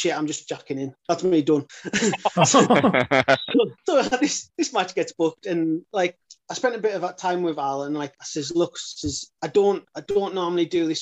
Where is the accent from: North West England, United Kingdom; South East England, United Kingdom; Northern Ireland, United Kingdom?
North West England, United Kingdom; Carlisle; we're in Carlisle. I'm from Carlisle